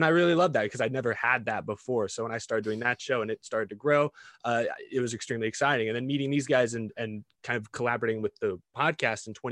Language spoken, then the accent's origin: English; Texas, United States; I grew up in Texas